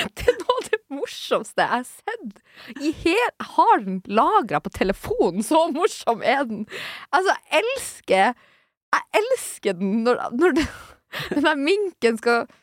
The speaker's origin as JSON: {"language": "Norwegian", "area": "Sør-Varanger", "region": "Finnmark", "country": "Norway", "said": "Sør-Varanger kommune, der jeg er fra"}